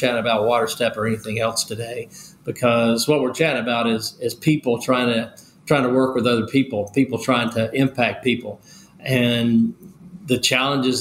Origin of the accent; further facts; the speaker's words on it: Nashville, Tennessee, United States; also born or lived in Bessemer, Alabama; we ended up settling when I was very young in Nashville, Tennessee. I grew up there